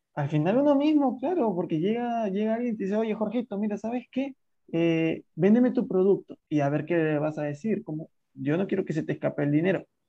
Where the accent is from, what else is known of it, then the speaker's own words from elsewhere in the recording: Lima, Peru; soy de Lima, Perú